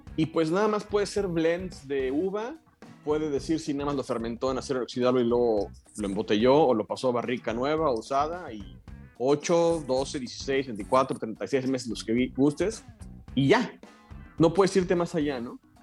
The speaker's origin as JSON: {"language": "Spanish", "region": "Mexico City", "country": "Mexico", "said": "yo, soy de la Ciudad de México también"}